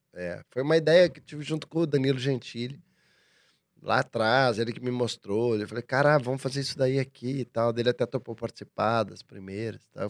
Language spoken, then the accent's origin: Portuguese; Curitiba, Paraná, Brazil; now in São Paulo, Brazil; sou de Curitiba